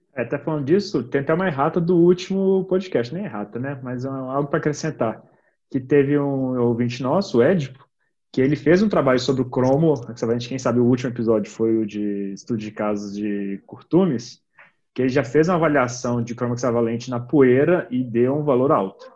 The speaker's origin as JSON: {"language": "Portuguese", "town": "Vitória", "region": "Espírito Santo", "country": "Brazil", "said": "eu sou de Vitória"}